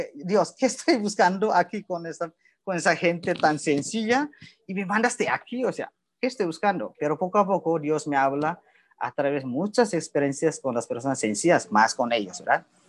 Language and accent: Spanish; Indonesia; Spanish is a second language; moved away as an adult; also born or lived in Nuevo Laredo, Mexico / Torreón, Mexico; now in Mexico; soy de Indonesia